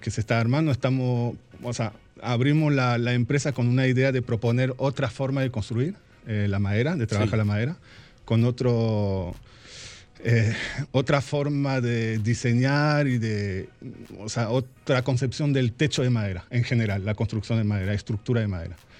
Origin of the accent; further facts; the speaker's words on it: France; also born or lived in Argentina; now in Santiago, Dominican Republic; Franco-argentino. Yo nací en Argentina y desde chiquito me fui a vivir a Francia y viví toda mi vida, la educación, todo, todo, en Francia.